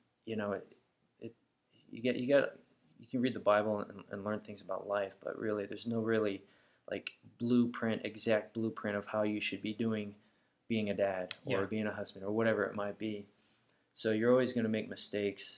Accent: United States; I'm an American, therefore I am a Christian

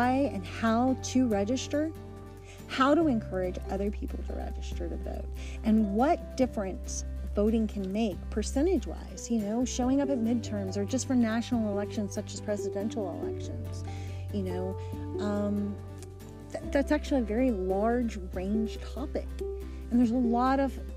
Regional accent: United States; we're all American citizens. We all live in this country

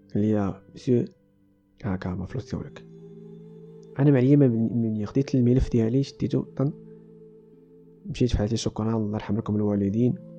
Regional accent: Morocco; عندنا في المغرب

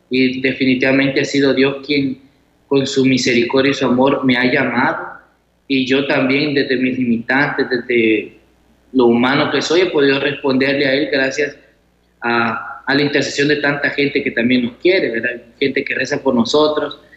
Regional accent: Chalatenango, El Salvador; soy de Chalatenango y sí, ya estoy finalizando los estudios teológicos aquí en San Salvador

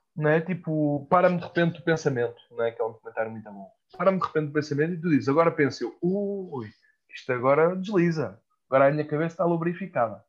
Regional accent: Mafra, Lisbon, Portugal; minha terra, que é Mafra

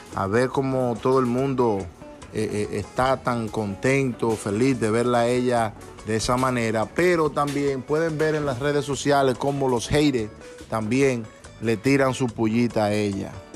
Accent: Montellano, Puerto Plata, Dominican Republic; also born or lived in New York, United States; now in Pennsylvania, United States; mi pueblo, Montellano, Puerto Plata, allá en República Dominicana

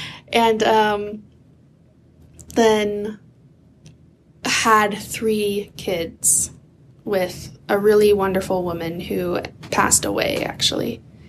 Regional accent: Oregon, United States; also born or lived in Idaho; And I grew up in Oregon, although my family moved a lot between like Idaho and Oregon.

